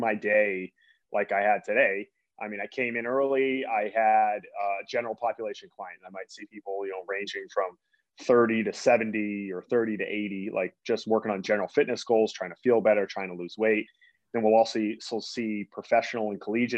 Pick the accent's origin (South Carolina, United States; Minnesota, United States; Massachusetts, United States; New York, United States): Massachusetts, United States; Boston; I grew up in the Boston area